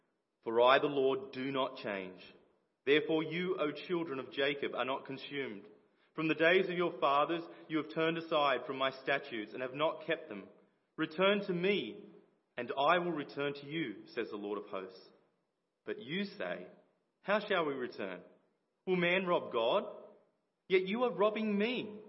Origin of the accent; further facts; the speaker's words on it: Liverpool, North West England, United Kingdom; I grew up in the Boys Brigade as well. So Liverpool Baps and many of the leaders here